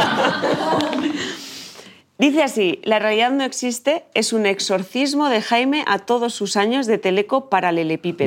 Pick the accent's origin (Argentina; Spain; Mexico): Spain; Chamberí, Community of Madrid; Yo soy de Chamberí